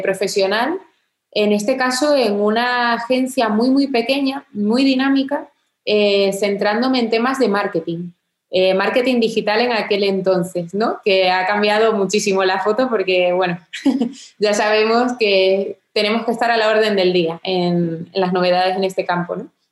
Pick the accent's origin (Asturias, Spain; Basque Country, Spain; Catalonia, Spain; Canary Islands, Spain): Canary Islands, Spain; Tenerife; moved away as an adult; also born or lived in England; soy de Tenerife